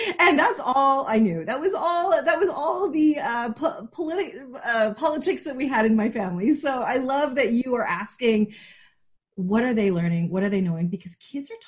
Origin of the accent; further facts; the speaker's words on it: Canada; I am a Canadian